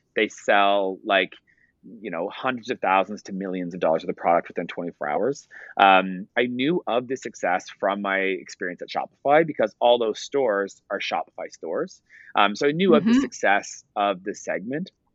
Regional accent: Ottawa, Ontario, Canada; also born or lived in Toronto; I hired my family because I'm from Ottawa, so I hired all my family.

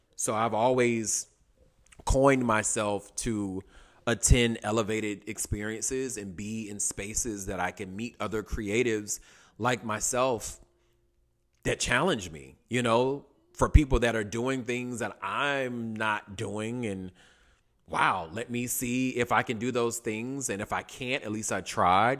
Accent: Durham, North Carolina, United States; also born or lived in New York City / Atlanta, Georgia / Washington, D.C.; now in Los Angeles, United States; I'm originally from Durham, North Carolina, Bull City

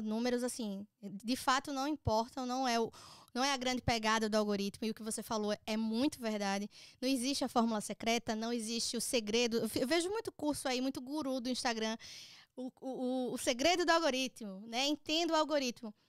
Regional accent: Maceió, Alagoas, Brazil; moved away as an adult; now in United States; eu sou nascida e criada em Maceió

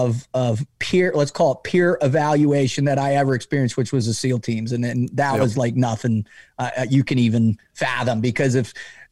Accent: Boca Raton, Florida, United States; I grew up in Boca Raton, Florida. My older brother was gone long before.

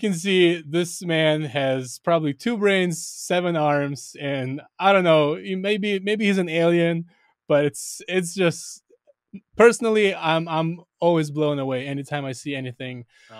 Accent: Israel; I grew up in Israel as well

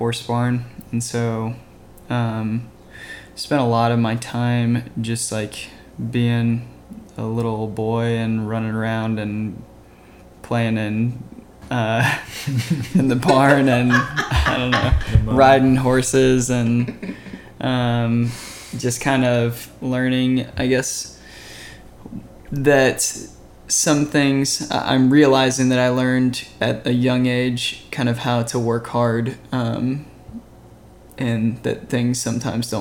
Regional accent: Louisville, Kentucky, United States; moved away as an adult; now in Nashville, United States; I grew up in Louisville as well and met him in high school

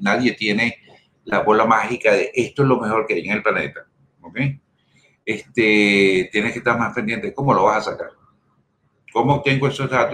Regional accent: Venezuela; yo soy español. Yo nací en Venezuela por circunstancias, pero los genes míos completicos son españoles

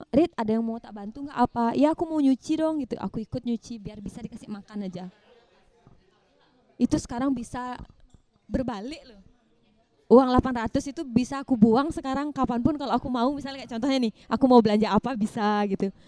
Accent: Nusa Penida, Bali, Indonesia; moved away; aku kan merantau aku kan asli dari Nusa Penida

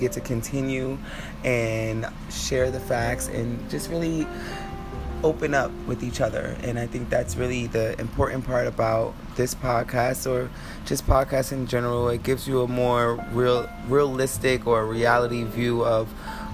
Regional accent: United States; I'm American, so I can only speak from my reality, but especially for us here in America

